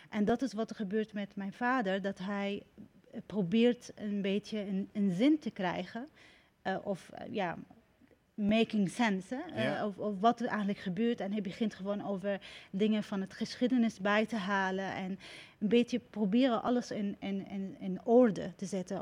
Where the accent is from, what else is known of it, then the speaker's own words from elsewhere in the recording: Syria; now in Netherlands; het land waar ik geboren ben